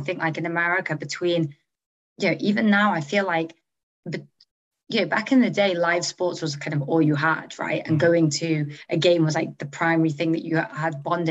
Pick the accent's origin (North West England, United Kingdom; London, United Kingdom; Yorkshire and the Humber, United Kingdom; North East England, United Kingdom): North West England, United Kingdom; Manchester; moved away as an adult; also born or lived in Oxford / New York / San Francisco; I grew up in Manchester.